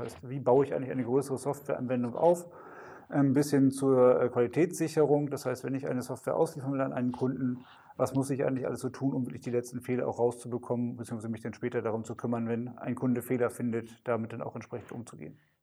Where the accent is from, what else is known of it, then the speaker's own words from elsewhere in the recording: Westerstede, Lower Saxony, Germany; ich, äh, komme gebürtig, äh, hier auch aus dem Nordwesten, aus Westerstede